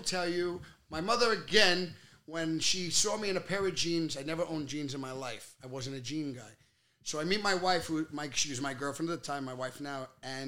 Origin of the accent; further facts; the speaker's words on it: New York City, New York, United States; moved away as an adult; now in Aberdeen, New Jersey, United States; I grew up at Bensonhurst on 13th Avenue